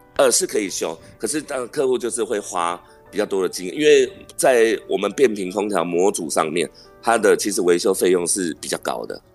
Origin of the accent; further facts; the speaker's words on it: Miaoli County, Taiwan; moved away as an adult; also born or lived in Zhubei; 我本身是苗栗人